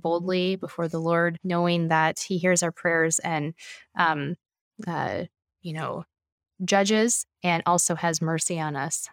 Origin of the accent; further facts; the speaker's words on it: Traverse City, Michigan, United States; moved away; I am from Michigan